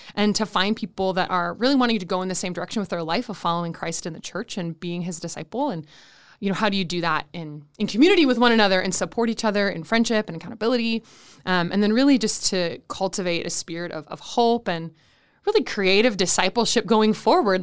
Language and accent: English; Saint Paul, Minnesota, United States; am originally from Saint Paul, Minnesota, which is also where I currently live